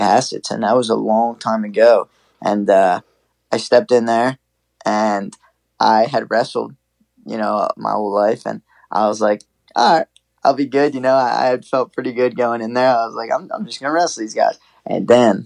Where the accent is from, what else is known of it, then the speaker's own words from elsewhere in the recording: New Jersey, United States; my hometown, our hometown